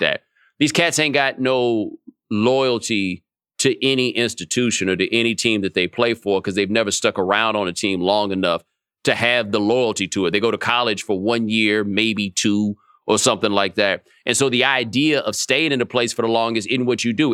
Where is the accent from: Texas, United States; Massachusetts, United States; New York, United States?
Texas, United States; Houston; moved away as an adult; also born or lived in Atlanta; I grew up in Houston